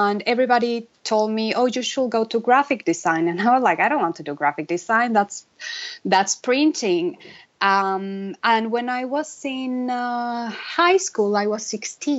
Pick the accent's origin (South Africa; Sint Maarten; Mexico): Mexico; Mexico City; moved away as an adult; also born or lived in Vancouver, Canada; now in Los Angeles, United States; I'm born and raised in Mexico City on a middle-class family.